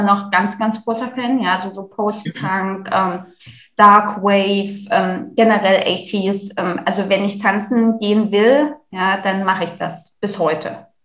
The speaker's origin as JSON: {"language": "German", "town": "Leipzig", "region": "Saxony", "country": "Germany", "said": "wie eingangs erwähnt, ich komme halt aus Leipzig."}